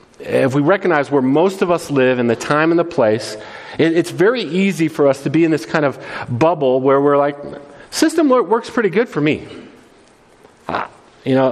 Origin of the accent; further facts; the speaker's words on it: United States; The beautiful thing about being American